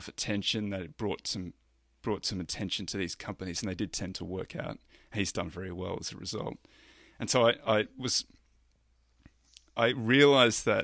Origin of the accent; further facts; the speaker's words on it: Roma, Queensland, Australia; I grew up in a little country town in the Australian outback, Roma